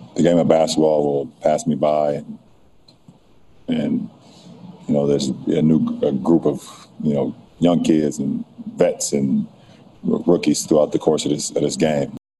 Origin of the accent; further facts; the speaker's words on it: Akron, Ohio, United States; my hometown of Akron, Ohio